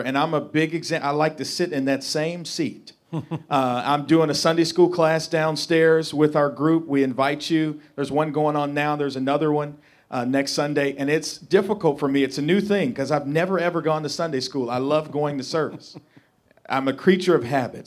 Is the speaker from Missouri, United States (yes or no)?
yes; St. Louis, Missouri, United States; I'm from North Saint Louis City.